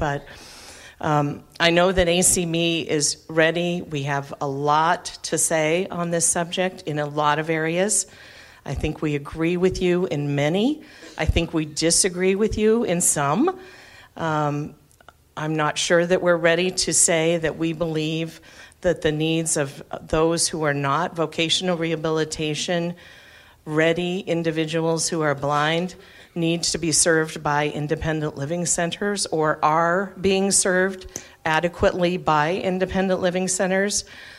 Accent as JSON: {"language": "English", "region": "Massachusetts", "country": "United States", "said": "I am so happy that I am from Massachusetts, because we do not have order of selection."}